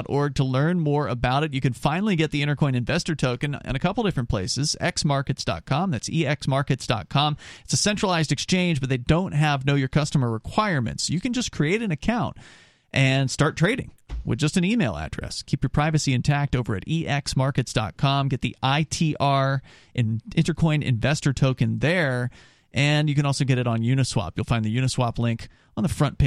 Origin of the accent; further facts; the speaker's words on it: Sarasota, Florida, United States; I'm from Florida as well, but I'm from the west coast of Florida, and so I'm not from real Florida. So you're going to get a different accent in Ocala, I think, than you're going to get from like where I grew up in Sarasota, which doesn't have a heavy southern accent in most places at all